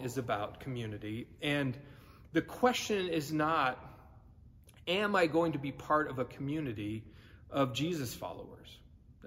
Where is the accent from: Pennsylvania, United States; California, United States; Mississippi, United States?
California, United States; moved away; I grew up in California